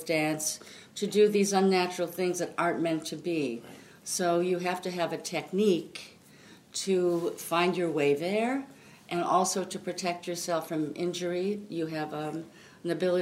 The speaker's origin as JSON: {"language": "English", "town": "Royal Oak", "region": "Michigan", "country": "United States", "tie": "born or raised there", "also_born_or_lived": "Pontiac, Michigan", "said": "I grew up in the suburbs of Detroit, Royal Oak, Michigan."}